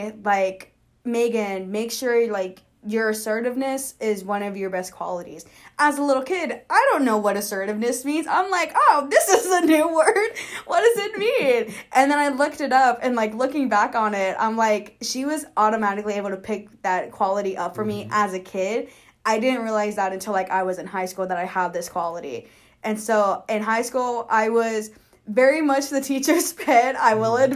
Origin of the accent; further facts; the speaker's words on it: Kansas City, Kansas, United States; So I am originally from Kansas City, Kansas. I lived in Wyandotte County my entire life.